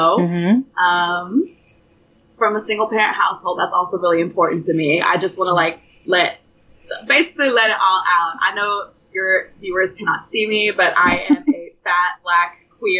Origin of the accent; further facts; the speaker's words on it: Westport, Arkansas, United States; accent: Southern; moved away as an adult; also born or lived in Fayetteville, Arkansas / Princeton, New Jersey; now in South Korea; I'm originally from Westport, Arkansas. That's where I went to high school and whatnot.